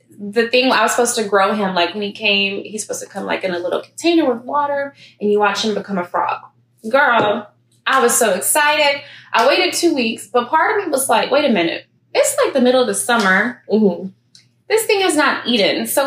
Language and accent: English; Houston, Texas, United States; I know we're both from Houston